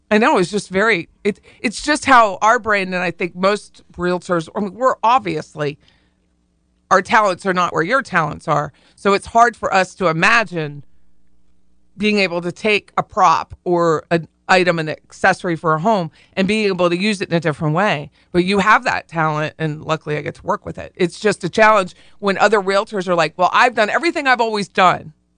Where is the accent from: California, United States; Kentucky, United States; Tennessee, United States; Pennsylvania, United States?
Pennsylvania, United States; Harrisburg; We say you guys, we don't say yuns in Harrisburg